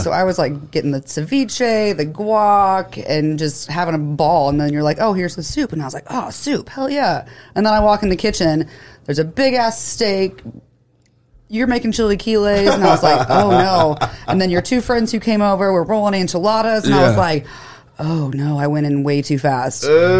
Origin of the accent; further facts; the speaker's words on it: Greensburg, Indiana, United States; Greensburg, Indiana.